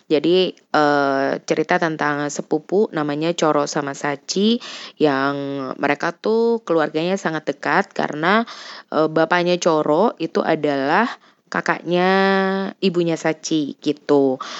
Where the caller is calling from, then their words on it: Jakarta, Indonesia; aku dari Jakarta